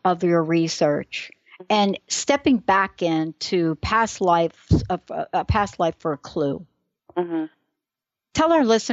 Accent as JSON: {"language": "English", "region": "New York", "country": "United States", "said": "I'm from New York."}